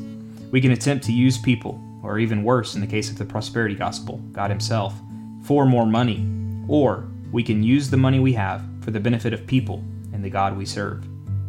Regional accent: United States; As an American

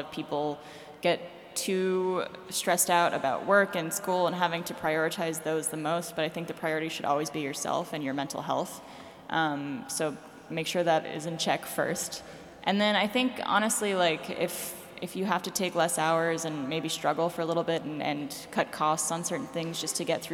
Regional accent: Canada; moved away as an adult; now in United States; Canada to US

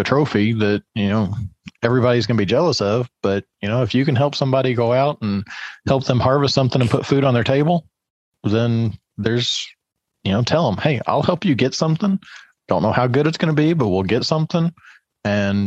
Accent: Kentucky, United States; I grew up in Kentucky, 600 feet elevation.

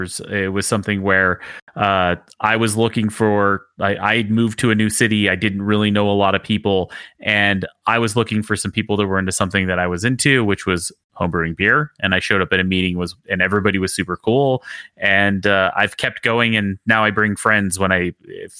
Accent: Utah, United States; moved away; I grew up in Utah

